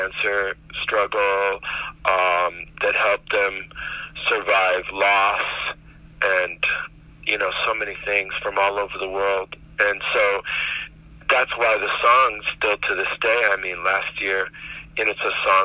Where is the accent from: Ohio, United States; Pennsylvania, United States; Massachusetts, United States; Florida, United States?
Florida, United States; Miami; that's the project that I grew up in Miami